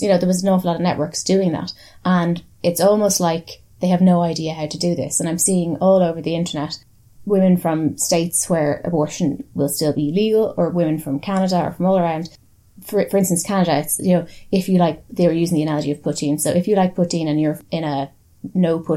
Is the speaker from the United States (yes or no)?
no; Ireland; As an Irish person